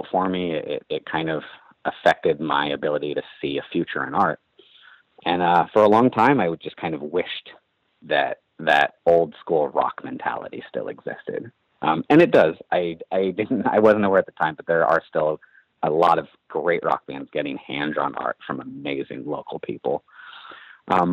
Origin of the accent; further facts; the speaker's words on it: Berkeley, California, United States; The Bay Area and Berkeley in particular, where I grew up